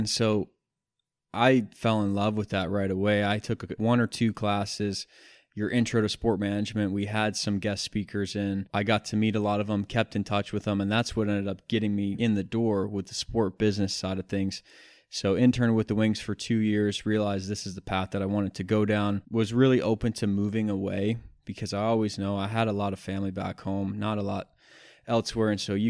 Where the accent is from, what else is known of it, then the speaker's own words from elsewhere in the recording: East Lansing, Michigan, United States; I grew up in East Lansing, Michigan